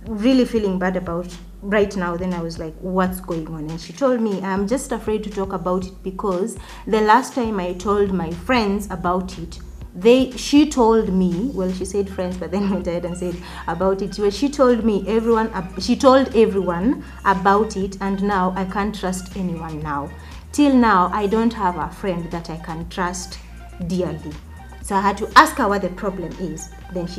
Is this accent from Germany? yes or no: no; Nairobi, Kenya; I'm also from Kibra